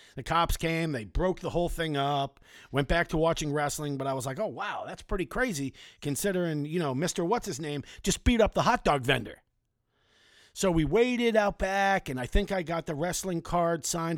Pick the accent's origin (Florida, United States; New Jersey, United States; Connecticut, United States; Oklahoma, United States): Florida, United States; South; growing up in South Florida